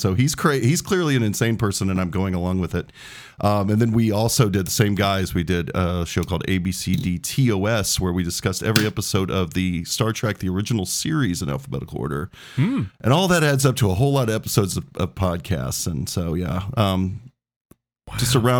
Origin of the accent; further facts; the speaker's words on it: Excelsior Springs, Missouri, United States; so you will know where Excelsior Springs, Missouri is. That's where I was born, raised mostl